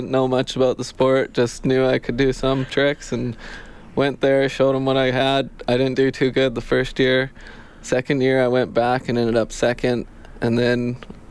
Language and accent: English; Didsbury, Alberta, Canada; I grew up in Didsbury, Alberta, just on a farm east of it